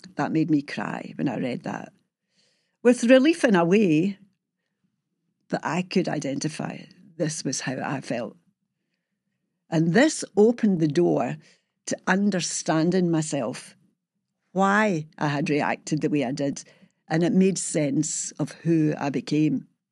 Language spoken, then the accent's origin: English; Glasgow, Scotland, United Kingdom; how I was brought up and living in Springburn in the sixties